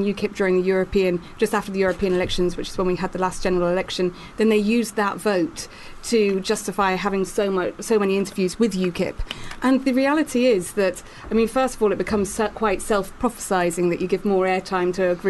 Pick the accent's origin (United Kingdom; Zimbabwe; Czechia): United Kingdom; Newport, Wales; moved away; Yeah, I'm from Wales. So I was from Newport in South Wales.